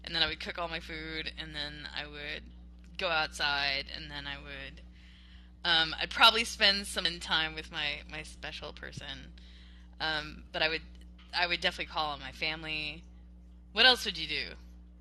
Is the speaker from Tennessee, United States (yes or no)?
no; Panama City Beach, Florida, United States; now in Texas, United States; I grew up in Panama City Beach